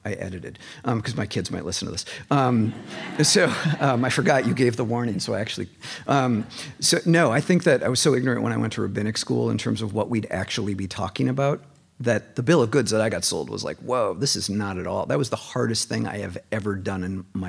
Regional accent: Minneapolis, Minnesota, United States; moved away as an adult; now in Seattle, United States; I'm from Minneapolis

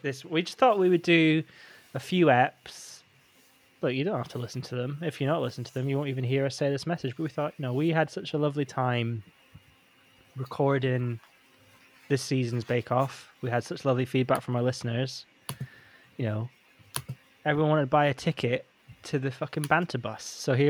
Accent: Northeast Scotland, United Kingdom; I grew up in Northeast Scotland.

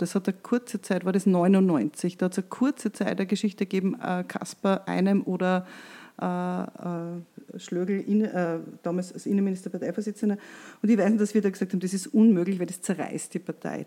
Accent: Austria; bei uns in Österreich

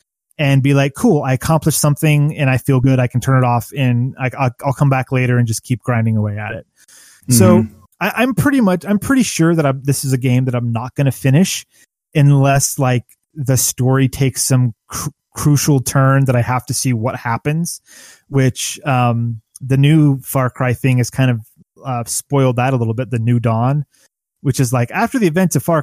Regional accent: United States; as an American in America

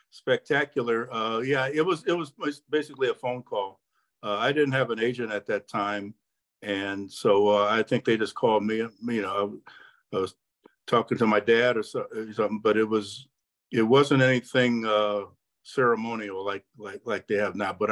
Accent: San Diego, California, United States; you know, I grew up in San Diego, and and not only that, their AAA club was in Hawaii, which my dad uh, had just been stationed in uh, Pearl Harbor in, in, in Hawaii.

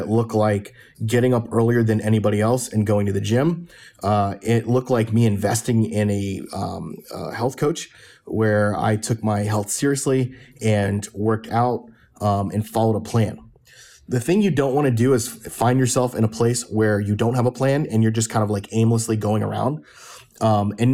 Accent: Fort Lauderdale, Florida, United States; I grew up in Fort Lauderdale

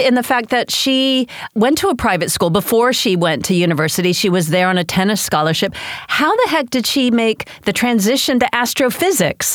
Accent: United States; as an American

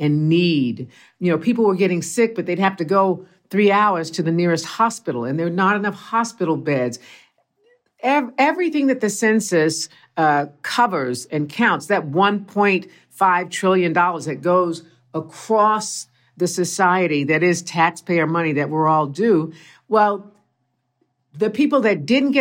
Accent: Tulsa, Oklahoma, United States; I'm from Tulsa and my mom's people are from Texas.

